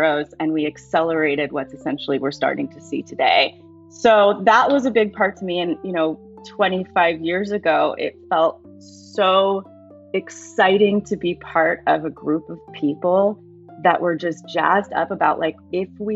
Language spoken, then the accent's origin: English; Seattle, Washington, United States; growing up in Seattle, it was not so uncommon to run across families that are vegan, vegetarian